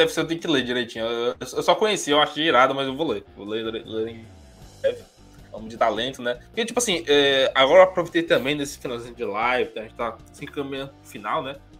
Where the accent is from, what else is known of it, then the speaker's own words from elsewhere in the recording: Fortaleza, Ceará, Brazil; Eu, como cearense, o Felipe também, né? A gente é daqui da cidade